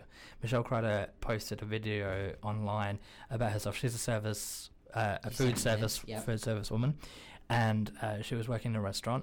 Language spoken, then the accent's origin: English; Australia; I'm Australian.